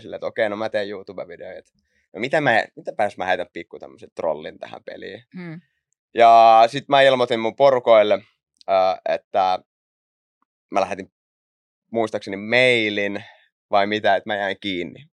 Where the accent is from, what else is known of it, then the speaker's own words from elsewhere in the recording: Raisio, Southwest Finland, Finland; also born or lived in Naantali; mä lähdin Raisiosta liikenteeseen. Siellä, siellä mä asuin ekat vissiin 14 vuotta